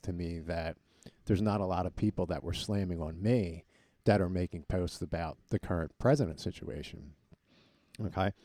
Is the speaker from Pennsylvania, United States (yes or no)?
yes; Collegeville, Pennsylvania, United States; we're all from the Collegeville area